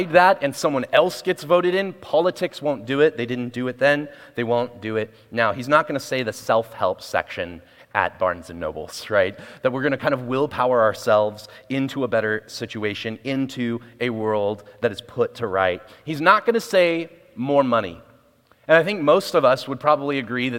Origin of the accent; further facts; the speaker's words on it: Portland, Oregon, United States; moved away as an adult; also born or lived in West Valley, Arizona; now in Arizona, United States; I'm from Portland, Oregon, moved here in January 7th.